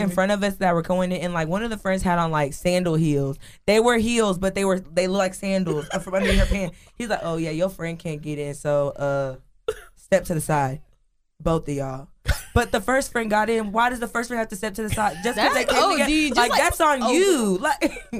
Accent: Atlanta, Georgia, United States; I'm from Atlanta.

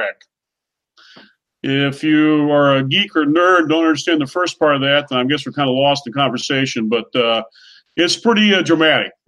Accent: Oklahoma, United States; My call sign, …. I'm from Oklahoma

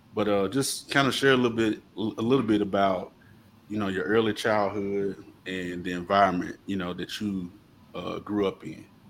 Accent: Coldwater, Mississippi, United States; Mac and I, uh, born and raised in Coldwater

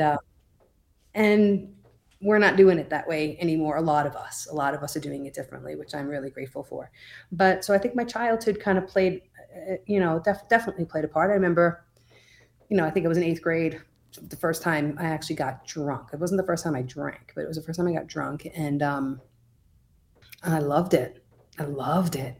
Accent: Oceanside, New York, United States; moved away as an adult; also born or lived in Brooklyn, New York / Albany, New York; now in Colorado, United States; I grew up in Oceanside, New York, the South Shore of Long Island. Nassau County. Um, I was there for thirty-five years until I moved to Colorado

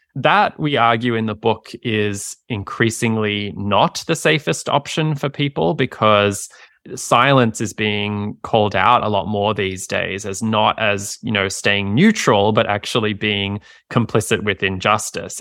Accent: Australia; moved away as an adult; now in United States; I practiced in my home country, Australia

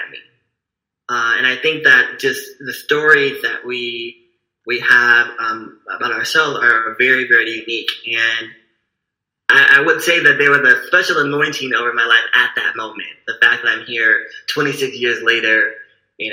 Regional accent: Berkeley, California, United States; I was born here in Berkeley, California, November 5th, 1992

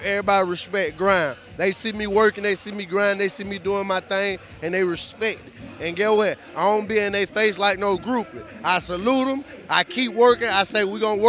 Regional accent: Atlanta, Georgia, United States; I'm Atlanta, I'm from Gresham Road, from the east side

